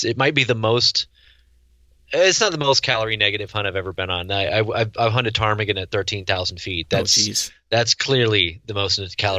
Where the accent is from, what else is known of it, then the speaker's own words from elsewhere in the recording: Newark, New Jersey, United States; born there; now in California, United States; I live in Northern California now, although I've lived in 6 or 7 states. I lose track. I was born in New Jersey near Newark.